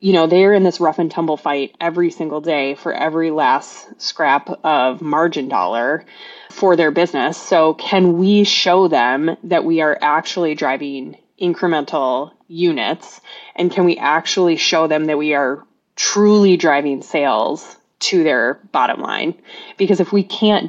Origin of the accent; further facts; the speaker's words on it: Minnesota, United States; I'm from Minnesota